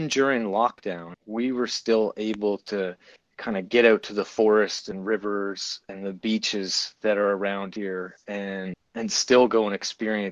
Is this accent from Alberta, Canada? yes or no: no; Gander, Newfoundland and Labrador, Canada; moved away as an adult; now in Antigonish, Canada; I came here from Gander, Newfoundland, another small town, my hometown where I was born and raised, to go to university